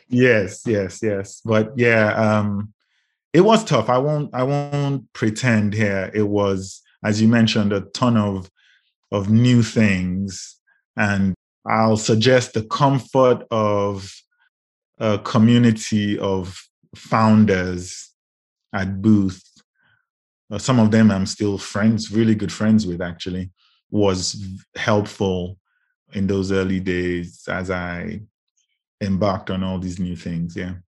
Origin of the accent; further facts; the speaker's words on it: Lagos, Nigeria; moved away as an adult; also born or lived in United Kingdom; now in Chicago, United States; I grew up in Lagos, Nigeria, and ended up in the U K for post-grad